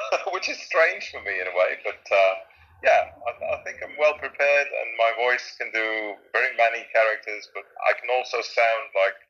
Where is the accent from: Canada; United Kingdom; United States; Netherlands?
Netherlands; English is a second language; I'm a Dutch guy, so English is not my native tongue.